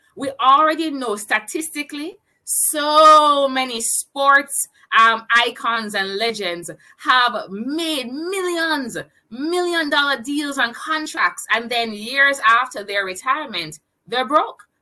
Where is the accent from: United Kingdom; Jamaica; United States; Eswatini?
Jamaica; I'm a digital entrepreneur and I am from Jamaica